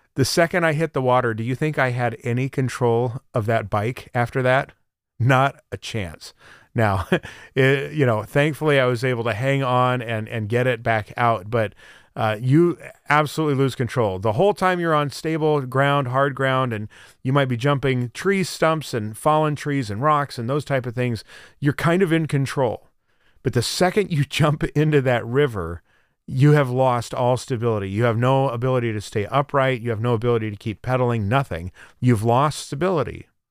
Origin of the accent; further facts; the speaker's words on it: Central Oregon, United States; now in Florida, United States; I grew up in Central Oregon, uh, in the high desert of Central Oregon